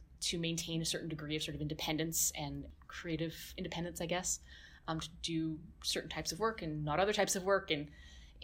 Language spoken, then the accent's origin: English; West Coast, Canada; moved away as an adult; also born or lived in Calgary, Alberta; I was born in Calgary, but I grew up mostly in the West Coast.